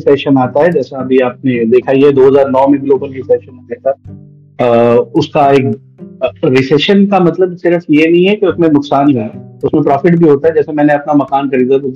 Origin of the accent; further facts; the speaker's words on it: Bihar Sharif, Bihar, India; sir मेरा district है sir Nalanda district है सर और बिहार जी जी मेरा home town sir Bihar Sharif पड़ेगा पर डिस्ट्रिक्ट नालंदा है सर